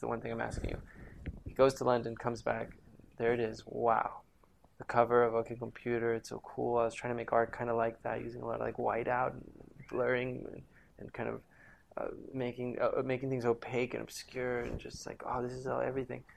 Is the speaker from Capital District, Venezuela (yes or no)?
yes; Caracas, Capital District, Venezuela; I grew up in Venezuela, in Caracas, Venezuela